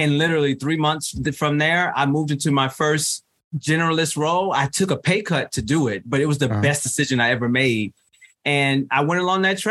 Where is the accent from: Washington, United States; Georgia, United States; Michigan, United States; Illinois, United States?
Illinois, United States; Chicago; moved away as an adult; I'm originally from Chicago, Illinois